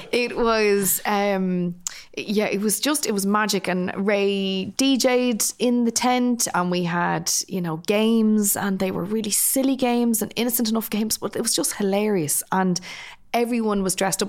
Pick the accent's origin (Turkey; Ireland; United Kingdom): Ireland; Dublin, Leinster; I'm also from working class Dublin, I'm from Finglas.